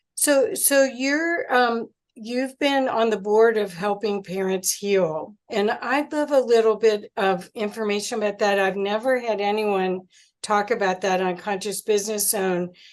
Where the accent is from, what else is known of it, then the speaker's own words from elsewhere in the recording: Cincinnati, Ohio, United States; now in Colorado, United States; I'm from Cincinnati originally